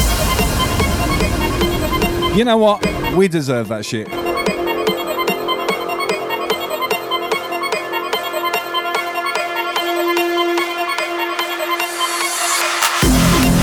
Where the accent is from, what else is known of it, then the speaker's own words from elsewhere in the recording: England, United Kingdom; I come from England